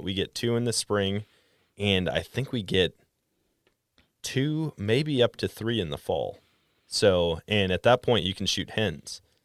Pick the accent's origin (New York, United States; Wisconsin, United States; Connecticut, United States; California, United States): Wisconsin, United States; moved away as an adult; also born or lived in Colorado; now in Missouri, United States; was born and raised in Wisconsin